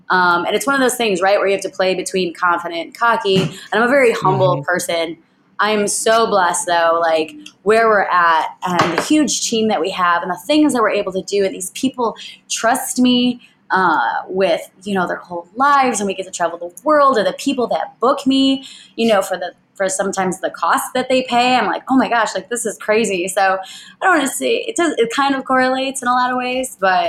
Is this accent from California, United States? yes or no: no; Chicago, Illinois, United States; we are from Chicago, Illinois.